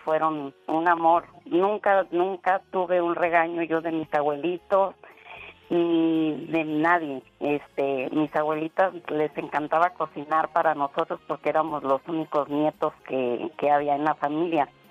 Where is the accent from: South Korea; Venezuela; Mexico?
Mexico; Michoacán; nosotros somos de Michoacán, pero del pueblito se vinieron a la ciudad. Entonces yo me quedé